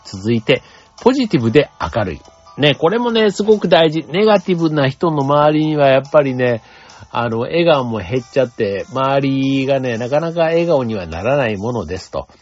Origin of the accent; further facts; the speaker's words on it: Kansai, Japan; 僕もあの、関西出身として言いますと